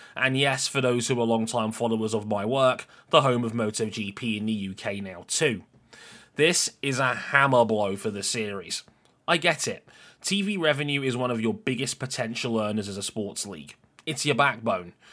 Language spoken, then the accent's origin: English; United Kingdom; I'm a British citizen